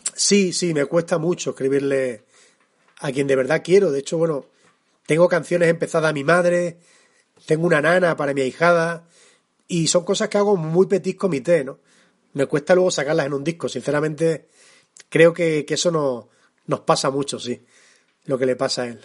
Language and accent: Spanish; Extremadura, Spain; accent: extremeño; canto con mi acento y canto como extremeño, que es como más me siento